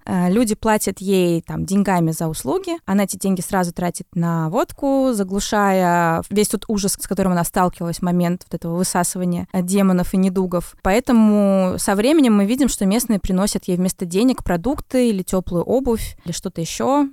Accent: Belarus; я вообще белоруска

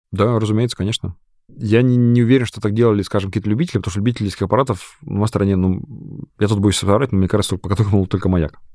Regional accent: Kamchatka Krai, Russia; я вырос на Камчатке

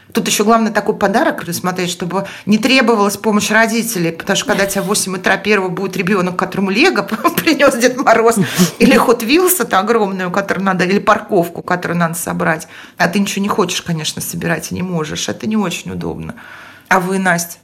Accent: Estonia; moved away; also born or lived in Moscow; я в детстве жила в Эстонии

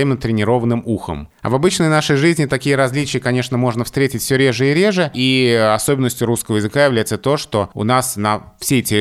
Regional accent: Moscow, Russia; accent: Moscow; Я москвич, и э, когда я оказываюсь где-то в других регионах России, то в моей речи узнают московскую речь, хотя мне это кажется странным.

